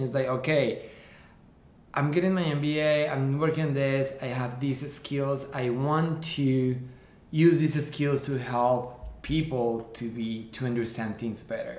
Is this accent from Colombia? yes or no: yes; Colombia; moved away as an adult; now in New York, United States; I'm actually born and raised in Colombia. I came here 10 years ago to New York.